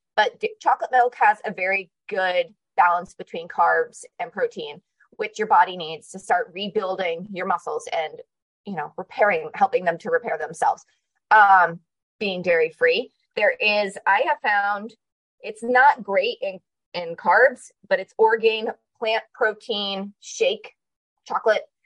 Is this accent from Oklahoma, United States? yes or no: no; Connecticut, United States; now in Arizona, United States; I grew up in Connecticut